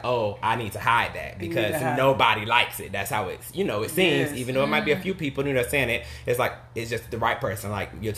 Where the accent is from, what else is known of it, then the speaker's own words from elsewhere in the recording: the South, United States; I'm from the South